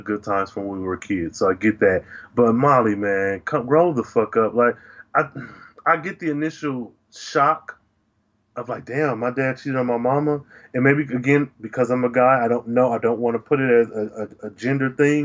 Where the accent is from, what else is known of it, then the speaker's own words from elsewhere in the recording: Midwest, United States; growing up in the Midwest